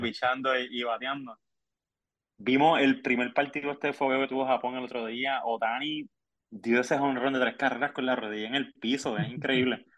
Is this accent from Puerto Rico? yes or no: yes; Puerto Rico; como buen puertorriqueño